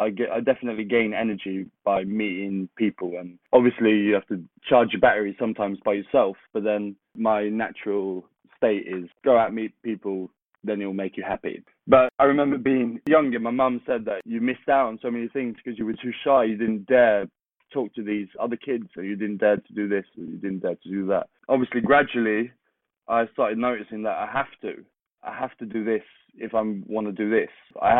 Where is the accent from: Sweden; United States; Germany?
Sweden; Kristinehamn, Värmland; English is a second language; especially growing up in Sweden, in the middle of Sweden, called Kristinehamn